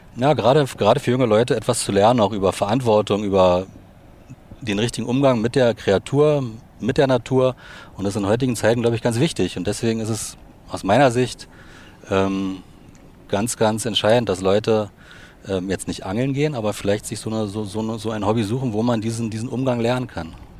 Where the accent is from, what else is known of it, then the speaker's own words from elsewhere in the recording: Potsdam, Brandenburg, Germany; Ich bin sozusagen im Osten geboren, in Potsdam